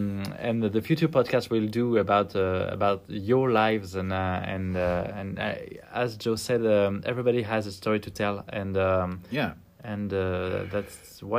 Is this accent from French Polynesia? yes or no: yes; French Polynesia; English is a second language; also born or lived in Verdun, France; I grew up in French Polynesia, in a small island, which is called Tahiti.